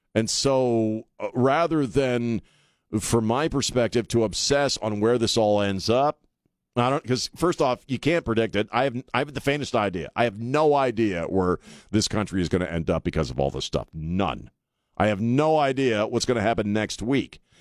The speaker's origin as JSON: {"language": "English", "town": "Annapolis", "region": "Maryland", "country": "United States", "tie": "born or raised there", "moved": "yes", "lives_now": "San Antonio, United States", "said": "I grew up in Annapolis"}